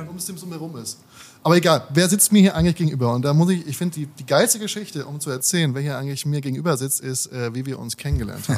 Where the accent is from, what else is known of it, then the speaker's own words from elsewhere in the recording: Darmstadt, Hesse, Germany; moved away as an adult; now in Berlin, Germany; Ich sitze heute hier in meiner Heimatstadt in, äh, in Darmstadt